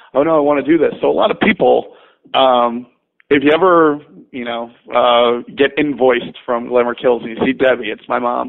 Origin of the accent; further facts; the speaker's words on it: New York, United States; But I'm literally like 25 minutes south of Poughkeepsie, but close enough.